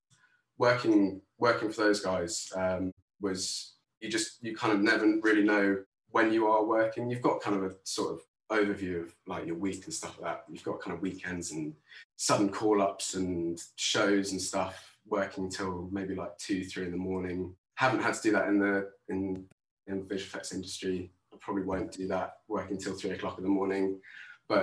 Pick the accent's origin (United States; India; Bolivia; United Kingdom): United Kingdom; London; also born or lived in Tooting; I am currently in Earlsfield in South London, and I grew up around here. So I haven't moved very far.